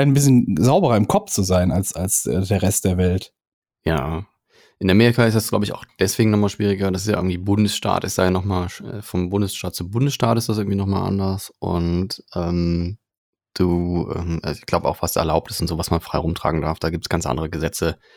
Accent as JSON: {"language": "German", "country": "Germany", "said": "bei uns in Deutschland"}